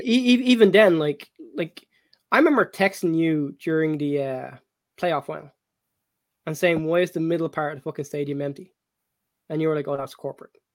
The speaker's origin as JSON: {"language": "English", "country": "Ireland", "tie": "born or raised there", "said": "back in my younger days when I was when I was growing up in Ireland"}